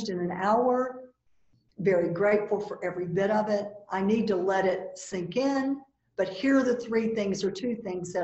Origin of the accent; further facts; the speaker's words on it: the South, United States; I'm from the South, so I've got a certain, you know, thing around being a Southern woman.